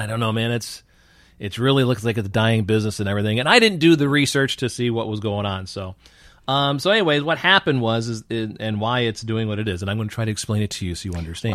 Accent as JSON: {"language": "English", "town": "Newark", "region": "New York", "country": "United States", "tie": "born or raised there", "also_born_or_lived": "Rochester, New York", "moved": "yes", "said": "if I say Newark, New York, everybody thinks it's Newark, New Jersey. So I just say Rochester, New York"}